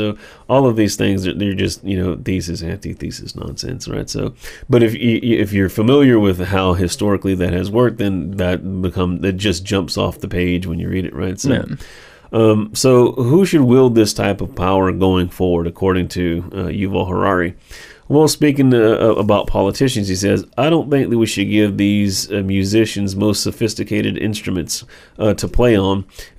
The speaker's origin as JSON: {"language": "English", "country": "Israel", "said": "my home country of Israel is trying to build a total surveillance regime in the West Bank."}